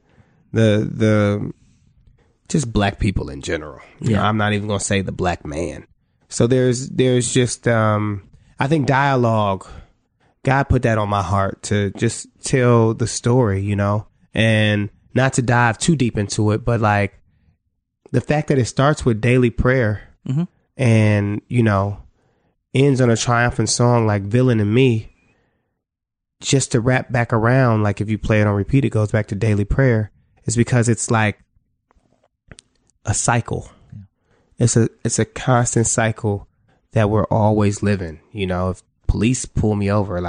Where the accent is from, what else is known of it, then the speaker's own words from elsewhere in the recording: Cleveland, Ohio, United States; You know, I'm from Cleveland, Ohio, you know?